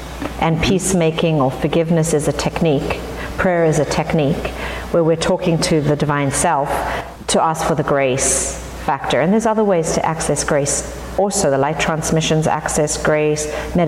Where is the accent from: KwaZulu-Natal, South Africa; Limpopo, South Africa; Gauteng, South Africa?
Gauteng, South Africa; Johannesburg; moved away as an adult; now in United States; I grew up in South Africa in the apartheid era